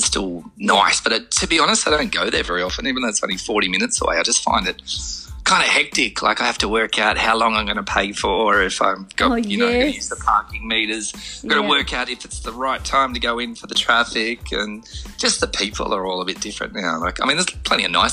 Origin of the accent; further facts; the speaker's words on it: Byron Bay, New South Wales, Australia; also born or lived in Cook Islands / New Zealand; that was up until about 7 years old, and then moved to Byron Bay